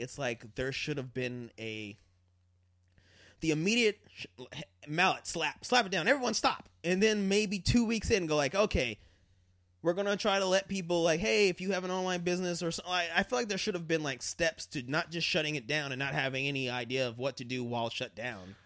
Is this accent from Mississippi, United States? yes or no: no; Colorado, United States; when I grew up in Colorado